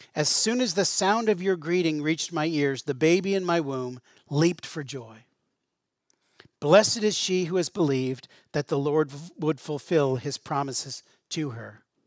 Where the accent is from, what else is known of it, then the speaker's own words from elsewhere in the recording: Western Pennsylvania, United States; growing up in Western Pennsylvania